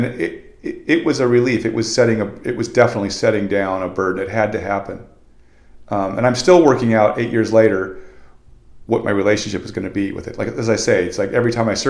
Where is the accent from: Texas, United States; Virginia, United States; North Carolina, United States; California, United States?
California, United States; Venice; also born or lived in Manhattan Beach / San Clemente; I've been surfing for 40 years, and I grew up in Venice. I moved to Manhattan Beach. I lived in San Clemente. I never didn't live on the beach